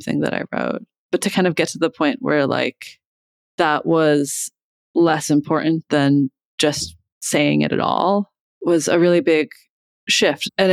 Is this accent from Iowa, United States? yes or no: yes; Iowa, United States; moved away as an adult; also born or lived in Boston; now in Philadelphia, United States; I grew up in Iowa and then I moved here to go to college.